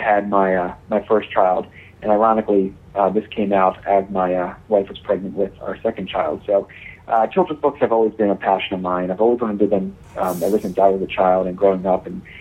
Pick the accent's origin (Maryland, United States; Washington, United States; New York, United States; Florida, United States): Maryland, United States; Baltimore; I'm 33 from Baltimore, Maryland.